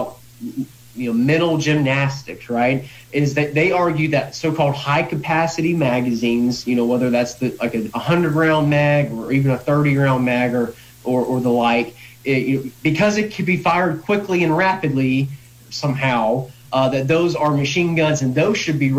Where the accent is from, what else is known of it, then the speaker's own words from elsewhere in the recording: the South, United States; also born or lived in Lynchburg, Virginia; I grew up in the South, and it had a strong gun culture